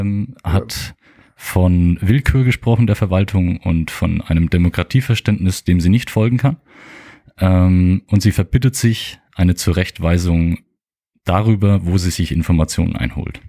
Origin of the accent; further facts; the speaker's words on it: Mergershausen, Germany; ich ge gebürtiger Mergershauser bin